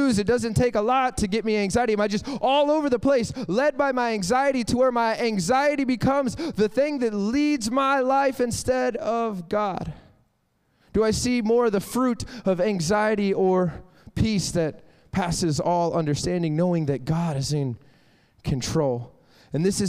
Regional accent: Florida, United States; I'm born and raised in Florida

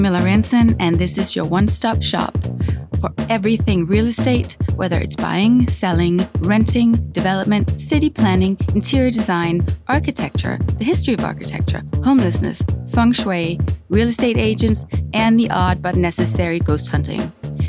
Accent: Denmark; I'm from Denmark.

